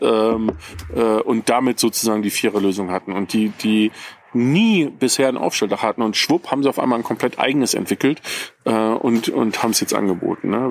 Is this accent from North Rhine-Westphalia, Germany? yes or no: yes; Ruhr area, North Rhine-Westphalia, Germany; now in Bavaria, Germany; ich komme ja nicht ursprünglich aus Bayern, ich wohne hier schon sehr, sehr lange, aber ich komme aus dem Ruhrgebiet